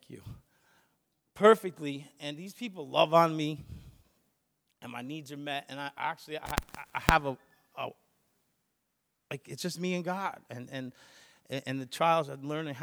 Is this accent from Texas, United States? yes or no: no; Long Island, New York, United States; I'm from Long Island